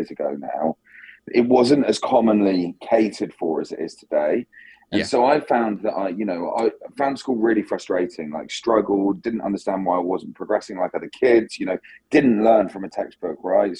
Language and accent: English; south coast of England, United Kingdom; I grew up on the south coast of England